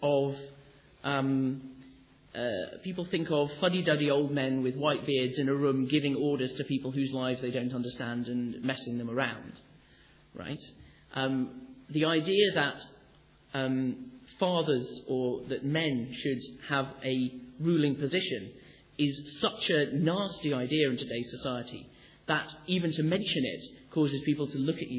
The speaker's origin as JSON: {"language": "English", "town": "Sheffield", "region": "Yorkshire and the Humber", "country": "United Kingdom", "said": "I come from Sheffield"}